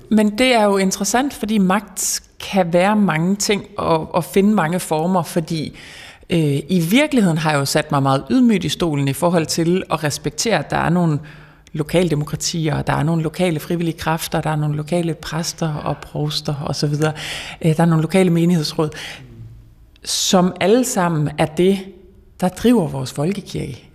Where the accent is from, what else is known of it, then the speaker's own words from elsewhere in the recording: the North Sea coast, West Jutland, Denmark; jeg er opvokset ved Vesterhavet